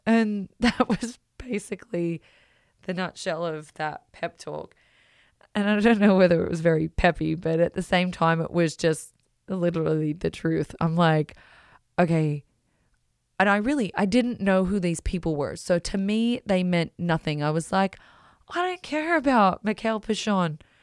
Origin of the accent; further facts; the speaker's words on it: Australia; moved away as an adult; also born or lived in Belgium; growing up in Australia